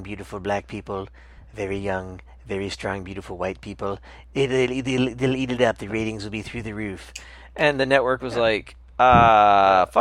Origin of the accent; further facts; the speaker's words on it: South Georgia, United States; now in New York, United States; growing up in South Georgia